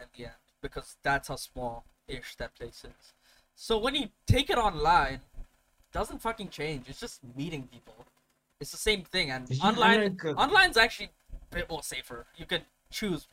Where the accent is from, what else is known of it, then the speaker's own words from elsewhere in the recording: Mumbai, Maharashtra, India; also born or lived in Bangalore; I'm from Mumbai